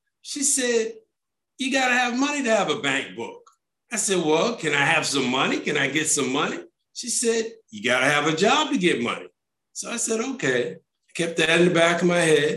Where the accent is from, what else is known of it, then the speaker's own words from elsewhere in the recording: Barbados; moved away; also born or lived in New York City, United States / Indianapolis, United States; I grew up in Barbados in the Caribbean